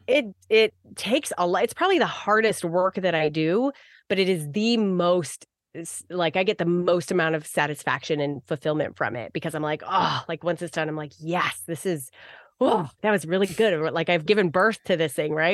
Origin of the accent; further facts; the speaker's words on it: Arizona, United States; I grew up in Arizona